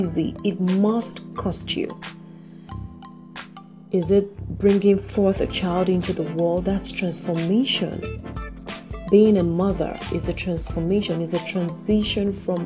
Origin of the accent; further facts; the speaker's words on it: Nigeria; my home country, Nigeria